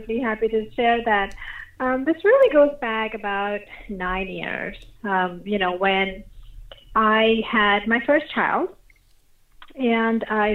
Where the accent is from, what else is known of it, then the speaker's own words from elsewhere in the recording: India; moved away; I grew up in India